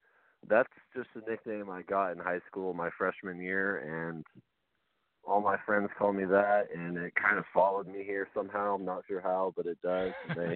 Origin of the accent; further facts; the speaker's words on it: Kelso, Washington, United States; born there; I was born in Kelso.